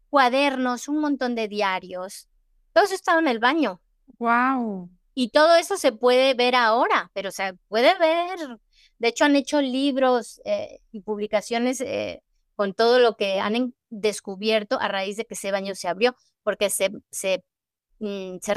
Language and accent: Spanish; Mexico; Porque yo soy, yo soy mexicana. mi alma es mexicana.